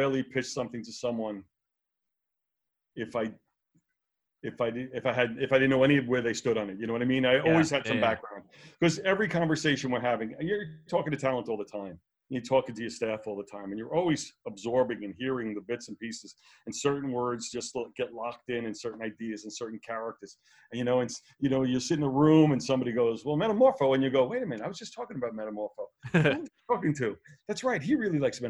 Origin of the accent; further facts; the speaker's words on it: New York City, New York, United States; I grew up in Brooklyn